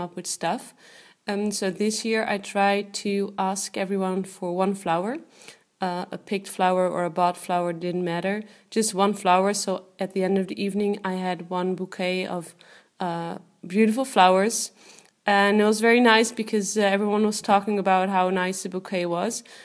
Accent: Netherlands; I am from the Netherlands.

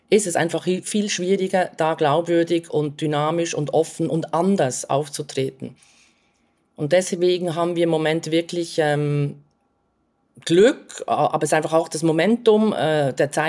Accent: Switzerland; now in United States; das sage ich jetzt als Schweizerin, die halt so ein bisschen Deutschlandbezug hat

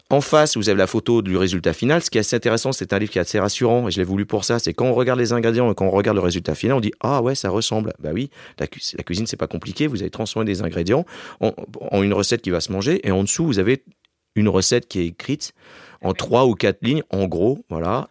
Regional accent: Alsace, Grand Est, France; now in Paris, France; je viens d'Alsace

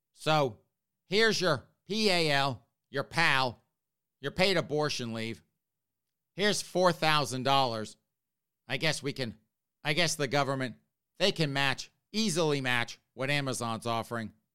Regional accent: South Carolina, United States; now in Northeast, United States; I grew up in South Carolina.

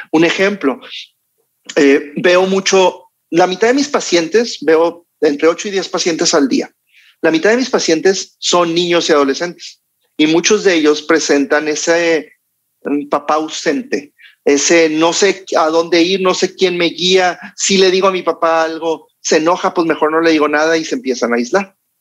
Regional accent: Mexico; como buenos mexicanos, latinos

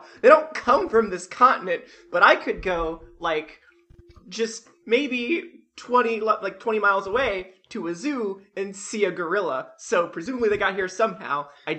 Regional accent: United States; I'm an American

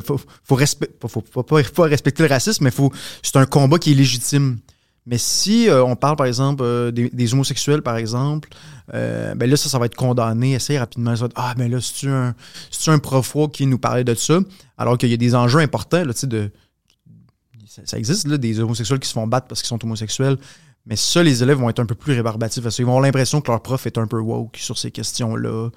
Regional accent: Quebec, Canada; nous en tant que Québécois

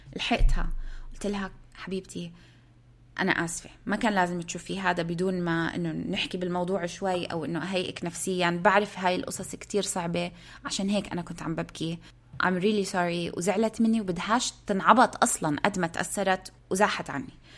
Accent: Palestine; moved away; الناس بيسالوني انت من وين بقول لهم انا من فلسطين

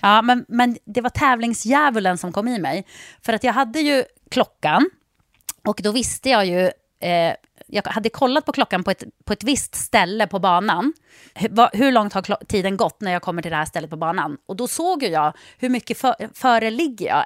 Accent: Jokkmokk, Norrbotten County, Sweden; jag är uppväxt i Jokkmokk.

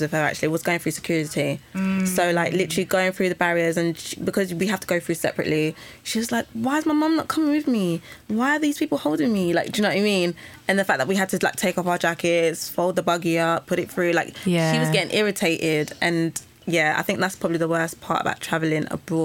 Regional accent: Uganda; I'm from Uganda.

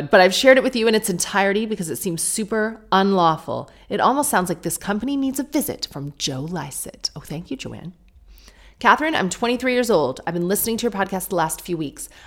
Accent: France; now in London, United Kingdom; I am British, but I moved to London from France, where I grew up a decade ago, and it was the best decision I ever made.

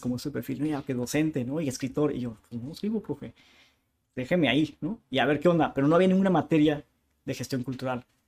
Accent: Tijuana, Baja California, Mexico; first language Spanish; also born or lived in Chula Vista, California, United States; soy, soy tijuanense, nací en Chulavista, pero Chulavista es como la colonia de al lado, ¿no? Entonces por eso tuve la, facilidad de, hacer, estudié hasta la secundaria aquí

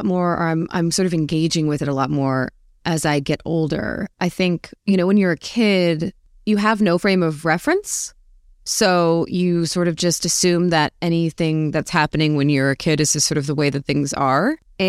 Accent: Arizona, United States; Hot. Predictably, probably. I actually was quite an indoor kid.

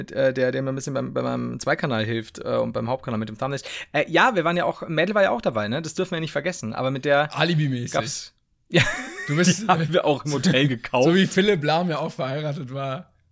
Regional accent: Turkey; merkt man, ich komme aus der Türkei, da reden die so.

